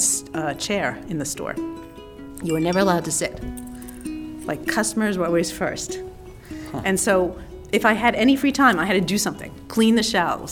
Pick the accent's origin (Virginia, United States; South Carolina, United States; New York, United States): New York, United States; Long Island; I grew up in Long Island, but I had this really eccentric father